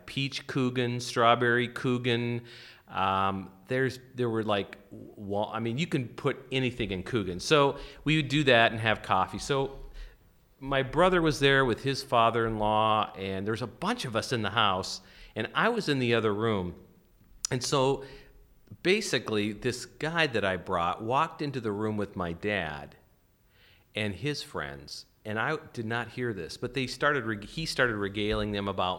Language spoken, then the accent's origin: English; North Dakota, United States; now in Illinois, United States; I grew up in North Dakota where it was never a problem to hunt